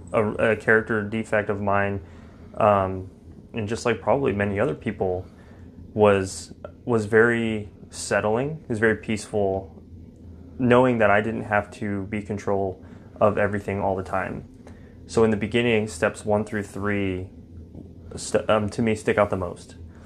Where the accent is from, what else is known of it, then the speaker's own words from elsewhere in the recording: Fort Worth, Texas, United States; I'm from Fort Worth, Texas.